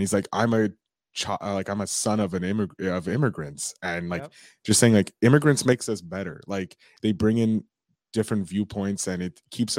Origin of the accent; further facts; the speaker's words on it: Canada; I'm also Canadian. I'm out in Montreal.